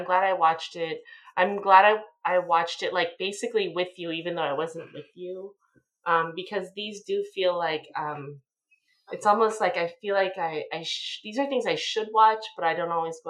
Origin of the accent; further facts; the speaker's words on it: United States